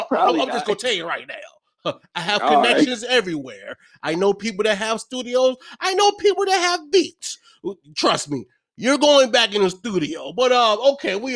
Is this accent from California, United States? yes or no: no; Virginia, United States; I am from Virginia.